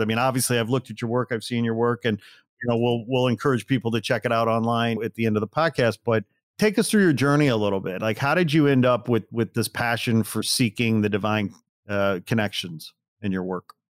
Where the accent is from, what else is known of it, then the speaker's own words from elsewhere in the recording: Gary, Indiana, United States; I was born in Gary, Indiana